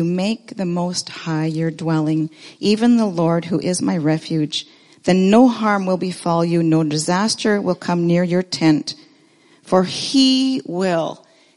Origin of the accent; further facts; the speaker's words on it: Canada; moved away as an adult; also born or lived in Ontario / British Columbia / Nairobi, Kenya; now in Abbotsford, Canada; growing up in Ontario or in BC